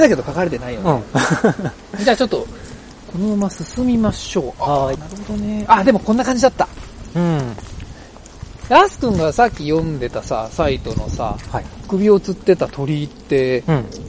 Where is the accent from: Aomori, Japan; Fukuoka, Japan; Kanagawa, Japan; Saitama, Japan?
Saitama, Japan; Tokorozawa; 僕らはね所沢出身なんですよ